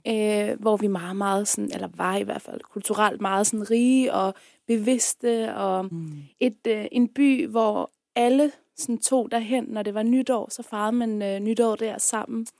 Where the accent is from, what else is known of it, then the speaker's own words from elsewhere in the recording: Afghanistan; now in Denmark; jeg er fra Afghanistan